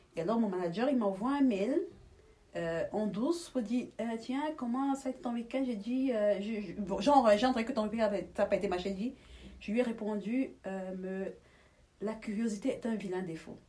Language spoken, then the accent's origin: French; Douala, Littoral, Cameroon; moved away as an adult; now in Belgium; je suis née à Douala